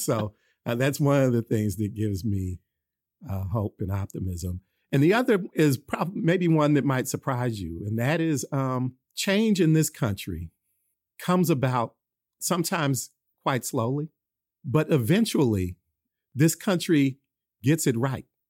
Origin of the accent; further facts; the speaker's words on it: Oakland, California, United States; I grew up in Oakland